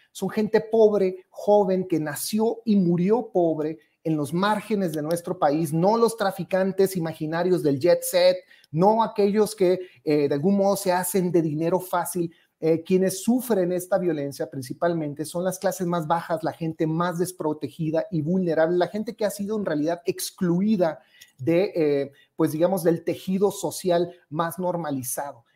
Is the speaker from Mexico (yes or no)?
yes; Ciudad Juárez, Chihuahua, Mexico; yo soy originario de Ciudad Juárez